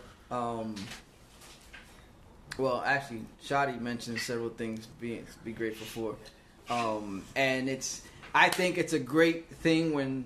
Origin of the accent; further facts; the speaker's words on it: North Miami Beach, Florida, United States; I grew up in North Miami Beach